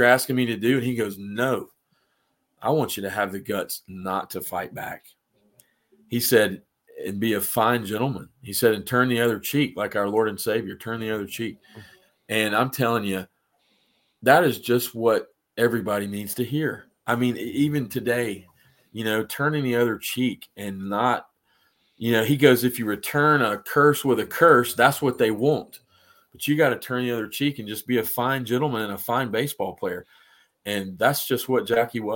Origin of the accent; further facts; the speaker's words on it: Atlanta, Georgia, United States; I grew up in Atlanta